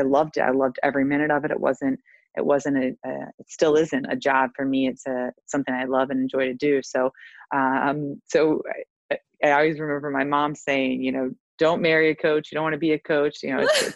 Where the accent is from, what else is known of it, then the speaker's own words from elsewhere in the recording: Maryland, United States; moved away as an adult; also born or lived in Nashville, Tennessee; I grew up in Maryland, and then went to school in Nashville, Tennessee